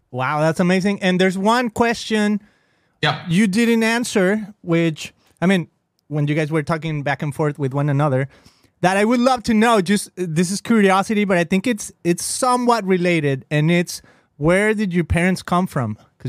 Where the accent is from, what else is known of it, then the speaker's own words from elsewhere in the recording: Mexico; now in United States; I'm an immigrant, right? I come from Mexico.